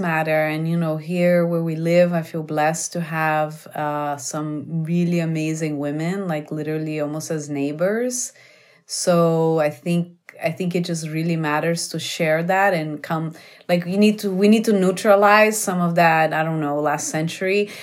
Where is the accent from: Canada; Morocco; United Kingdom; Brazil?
Brazil; moved away; I'm from Brazil